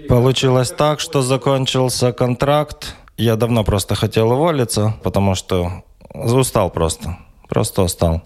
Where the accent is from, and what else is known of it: Volodymyr-Volynskyi, Volyn Oblast, Ukraine; born or raised there; moved away as an adult; also born or lived in Ventspils, Latvia / Riga, Latvia; now in Poland